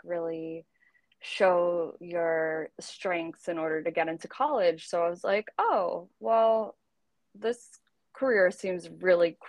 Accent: New Jersey, United States; I am originally from New Jersey, so not too far from the city.

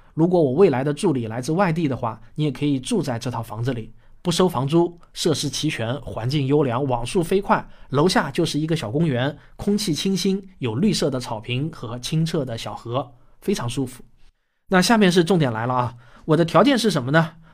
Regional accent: Shaoxing, Zhejiang, China; 我在我的故乡浙江绍兴

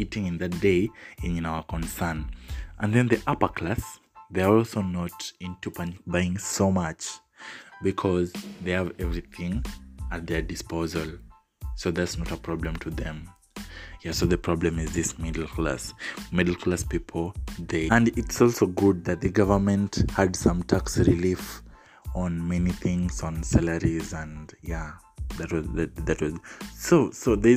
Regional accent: Kenya; I'm Kenyan

